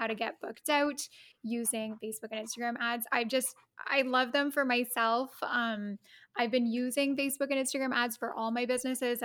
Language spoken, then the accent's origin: English; Canada; also born or lived in Rome, Italy; I'm Canadian